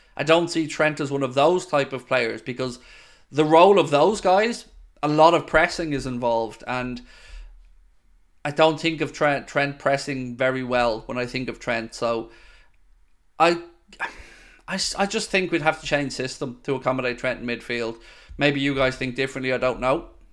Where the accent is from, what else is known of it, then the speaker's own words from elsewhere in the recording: Ireland; I'm Irish.